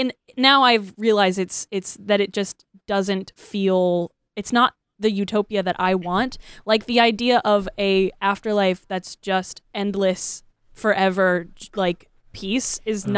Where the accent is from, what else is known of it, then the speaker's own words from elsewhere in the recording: Florida, United States; That really fucking hit home really hard for me because I was raised Baptist in Florida.